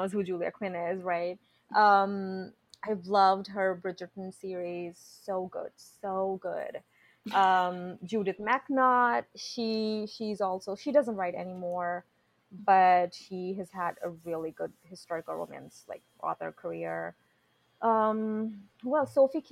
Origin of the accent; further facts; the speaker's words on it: India; moved away; I grew up in India, okay? We are a very conservative country.